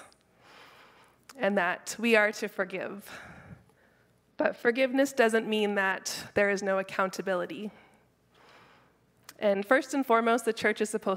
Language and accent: English; Keswick, Ontario, Canada; I'm from Keswick, but Keswick isn't super country